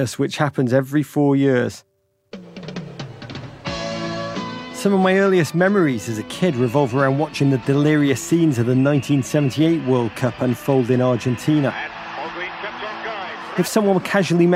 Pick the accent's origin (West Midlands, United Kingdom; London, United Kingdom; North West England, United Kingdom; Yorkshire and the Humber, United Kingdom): North West England, United Kingdom; Liverpool; I grew up in Liverpool, England